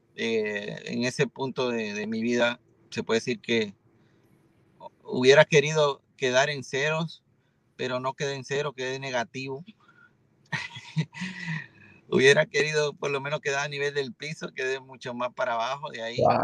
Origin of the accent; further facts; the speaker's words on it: Santiago de los Caballeros, Santiago, Dominican Republic; yo soy eh, originario de una ciudad que se llama Santiago de la República Dominicana